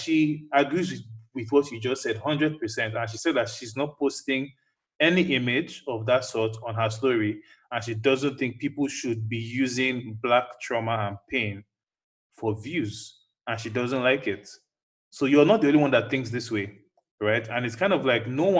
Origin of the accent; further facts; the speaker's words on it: United States; growing up in America as a black child